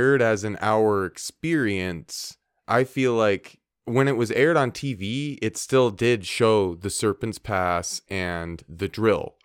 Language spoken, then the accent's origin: English; Minnesota, United States; I'm from Minnesota